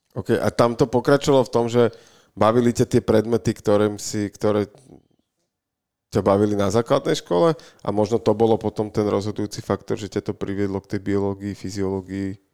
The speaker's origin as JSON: {"language": "Slovak", "town": "Bratislava", "region": "Bratislava Region", "country": "Slovakia", "said": "my sme tu z Bratislavy"}